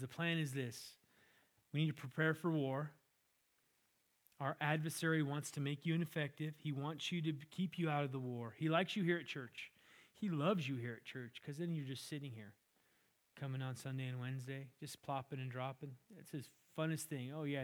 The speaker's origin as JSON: {"language": "English", "region": "California", "country": "United States", "tie": "born or raised there", "said": "I grew up in California, had an orange tree in the backyard"}